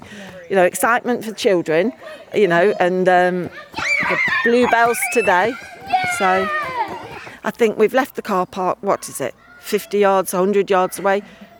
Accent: Leicester, East Midlands, United Kingdom

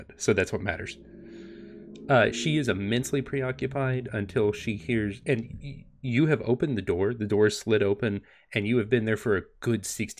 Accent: Tennessee, United States; I was born and raised in Tennessee.

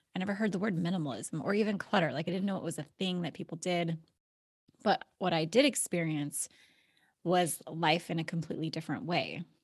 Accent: Alaska, United States; moved away as an adult; I was born and raised in Alaska

